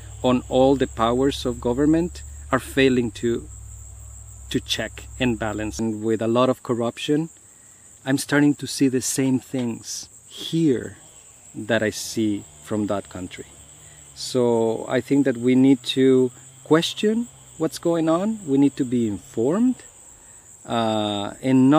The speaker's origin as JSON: {"language": "English", "country": "Guatemala", "moved": "yes", "lives_now": "United States", "said": "I come from Guatemala, and I have seen other places."}